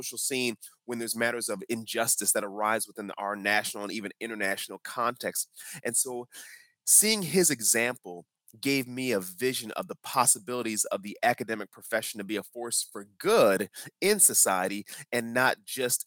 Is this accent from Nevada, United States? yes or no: no; Chicago, Illinois, United States; moved away as an adult; also born or lived in South Carolina; I grew up in the Chicagoland area